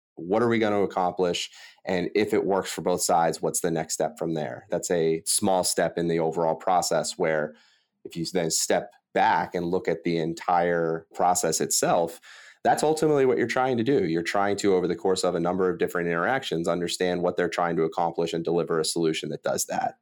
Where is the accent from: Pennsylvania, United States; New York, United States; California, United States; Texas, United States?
Pennsylvania, United States; Delaware County; I'm from Delaware County, which is a pretty blue-collar suburb outside Philadelphia